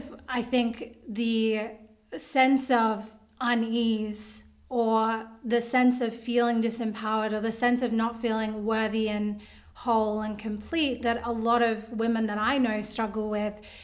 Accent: Australia; I'm from Australia

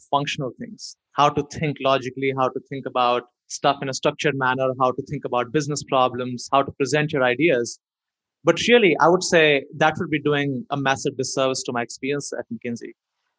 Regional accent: India; moved away; growing up in India

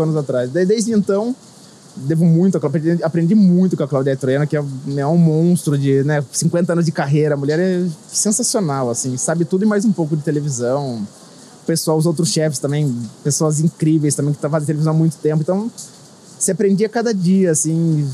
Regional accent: Sorocaba, São Paulo, Brazil; sou de Sorocaba, no interior de São Paulo

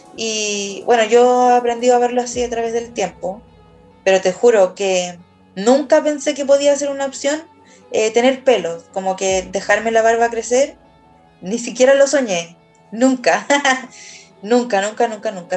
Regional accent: Chile; acá en Chile nosotros somos súper latinos

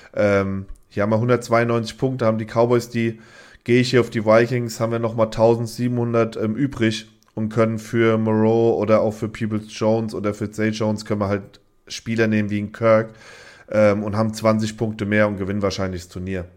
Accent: Germany; als Deutscher

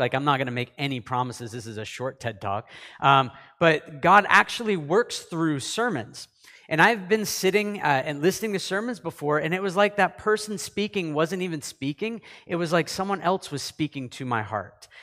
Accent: Canada; also born or lived in United States; I'm a Canadian

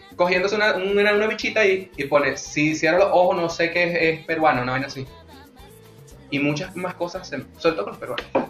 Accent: Venezuela; los venezolanos tenemos

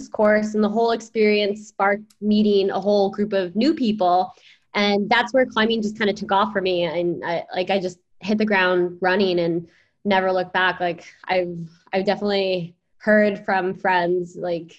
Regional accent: East Coast, United States; I grew up on the East Coast

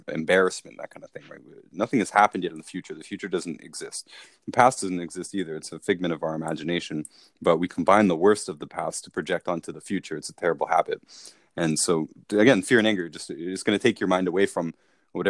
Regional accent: Toronto, Ontario, Canada; we're from Toronto

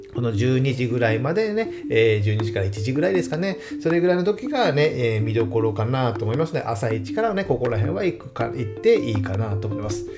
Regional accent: Saga, Japan; now in Fukuoka, Japan; 僕の出身地である佐賀県

